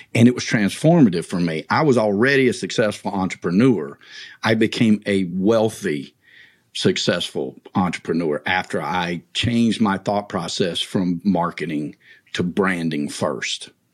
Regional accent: north of Atlanta, Georgia, United States; my hometown north of Atlanta

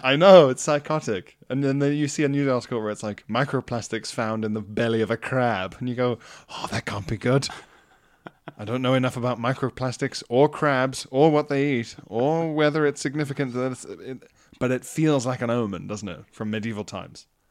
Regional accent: KwaZulu-Natal, South Africa; moved away; I was even encouraged in South Africa

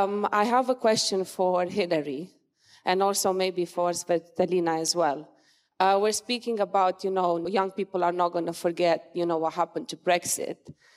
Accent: Romania; now in United Kingdom; in my home country, in Romania

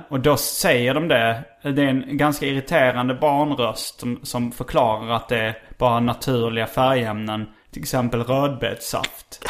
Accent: Skåne, Sweden; accent: Scanian; now in Stockholm, Sweden; jag pratar skånska

